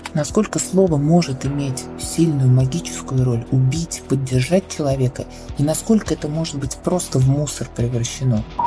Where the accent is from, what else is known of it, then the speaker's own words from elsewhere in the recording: Kazan, Tatarstan, Russia; Я из Казани, я лингвист